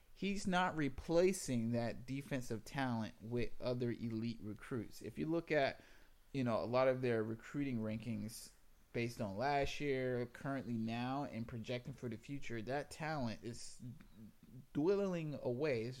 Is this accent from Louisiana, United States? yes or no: no; South Carolina, United States; moved away as an adult; I I'm from South Carolina